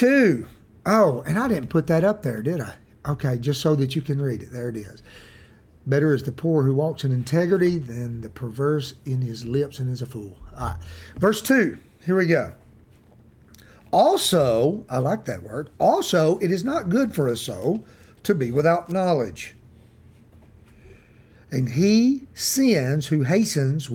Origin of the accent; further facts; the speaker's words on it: United States; accent: hillbilly; my hillbilly accent